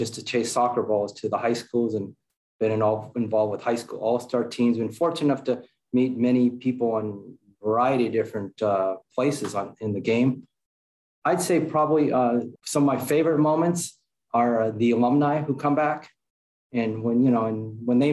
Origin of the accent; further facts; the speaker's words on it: Los Angeles, California, United States; I grew up in Los Angeles, California, in the San Fernando Valley